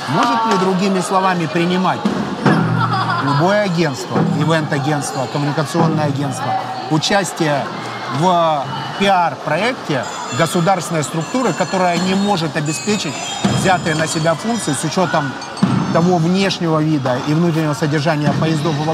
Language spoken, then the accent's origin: Russian; Kyrylivka, Zaporizhzhia Oblast, Ukraine; я в месте, где я вырос, а я вырос в Кирилловке.